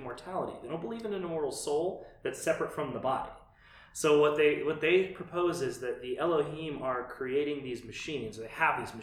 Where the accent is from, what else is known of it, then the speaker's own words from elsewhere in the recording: United States; I'm an American